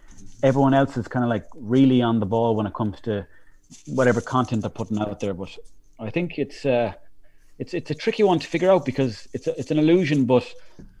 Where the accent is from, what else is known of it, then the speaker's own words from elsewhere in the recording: Mayo, Connacht, Ireland; growing up in Mayo, like, there was nothing for doing